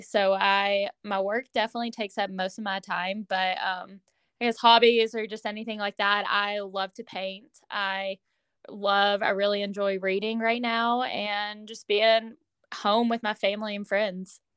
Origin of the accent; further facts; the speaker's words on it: Owensboro, Kentucky, United States; right now I'm living in my hometown again. Um, I live in Owensboro, Kentucky